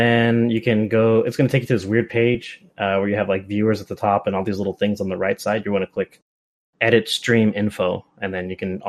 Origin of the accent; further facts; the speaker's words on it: Bay Area, California, United States; moved away as an adult; now in Los Angeles, United States; Oh no, I grew up in the Bay Area.